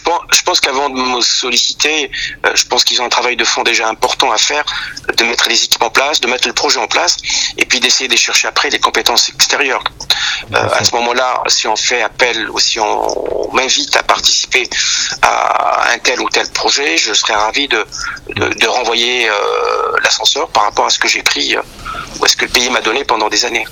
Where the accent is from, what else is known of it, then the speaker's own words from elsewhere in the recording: Algiers, Algiers Province, Algeria; moved away as an adult; now in France; je suis né à Alger, j'ai vécu à Alger jusqu'à l'âge de vingt-trois ans